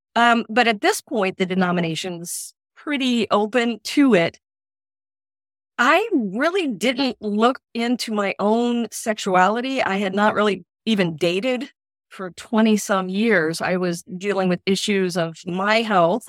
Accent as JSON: {"language": "English", "town": "Indianapolis", "region": "Indiana", "country": "United States", "tie": "born or raised there", "also_born_or_lived": "Eastern Kentucky", "moved": "as an adult", "said": "I was born and raised in Indianapolis, and then for college, I moved to Eastern Kentucky"}